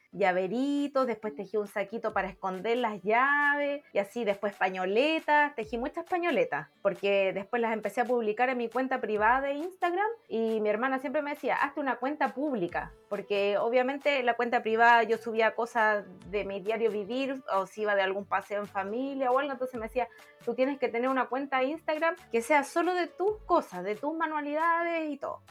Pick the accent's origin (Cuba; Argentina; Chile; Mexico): Chile; Villa Alemana, Valparaíso; yo soy de Villa Alemana